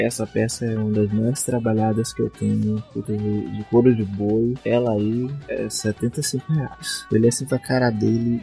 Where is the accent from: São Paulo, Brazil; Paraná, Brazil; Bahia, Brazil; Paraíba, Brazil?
Bahia, Brazil; eu sou da Bahia